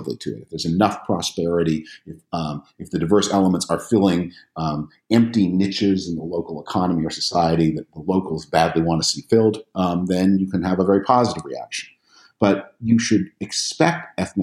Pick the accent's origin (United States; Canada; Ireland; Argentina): Canada; I'm from Canada.